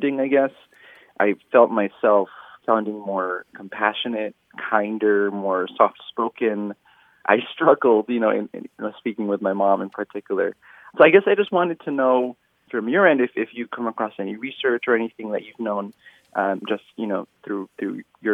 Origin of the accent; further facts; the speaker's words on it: California, United States; I grew up in California, so English was used everywhere, and I would only use Tagalog at home